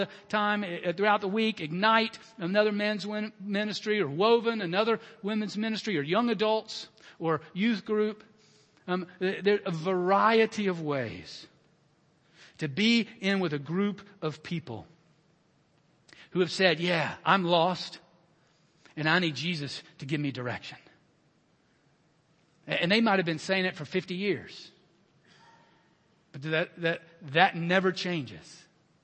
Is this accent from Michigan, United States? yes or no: no; Alabama, United States; I was born in the 60s in Alabama